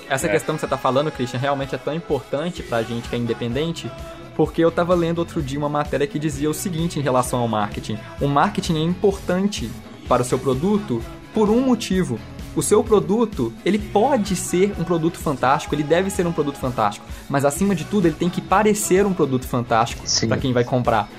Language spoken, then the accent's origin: Portuguese; Belo Horizonte, Minas Gerais, Brazil; aqui em Belo Horizonte, nós somos de BH, Minas Gerais